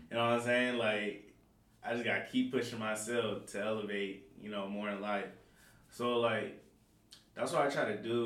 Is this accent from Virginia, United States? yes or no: no; Seattle, Washington, United States; I'm from Seattle. Born and raised here from the South End. Child of 206.